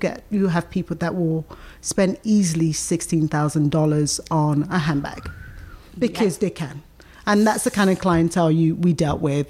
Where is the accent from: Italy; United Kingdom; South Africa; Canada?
United Kingdom; London; moved away as an adult; also born or lived in Nigeria; now in Richmond, United States; I was born in Nigeria and my family emigrated to London. That's when I was 7 years old. So I've basically grown up in London